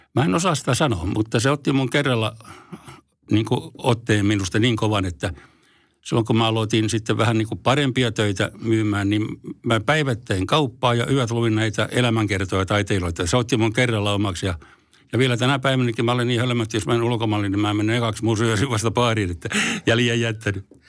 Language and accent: Finnish; Forssa, Tavastia Proper, Finland; also born or lived in Helsinki; vaikka syntynyt Helsingissä, mutta mä taisin olla semmoinen vaikea tapaus, niin mä kävin täällä vaan tulemassa, rääkäsemässä ja sitten muutin Forssaan ihan siellä, että olen forssalainen